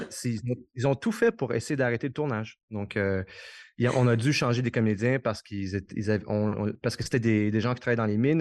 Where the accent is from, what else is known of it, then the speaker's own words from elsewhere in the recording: Quebec, Canada; je suis québécois